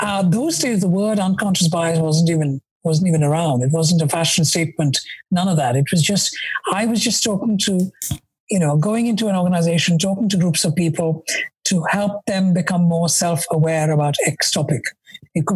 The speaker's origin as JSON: {"language": "English", "country": "India", "tie": "born or raised there", "moved": "as an adult", "lives_now": "London, United Kingdom", "said": "I was born and brought up in India. I came to London in the 80s"}